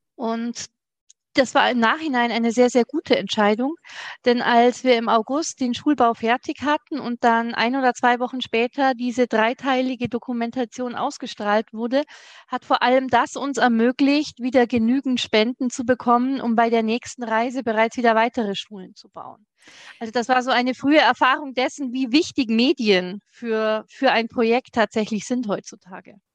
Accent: Germany; bei uns in Deutschland

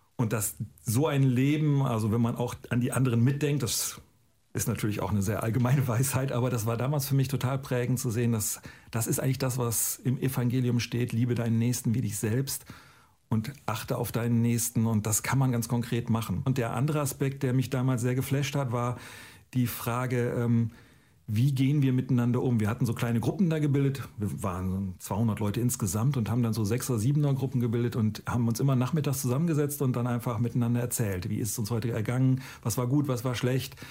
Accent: Northern Germany, Germany

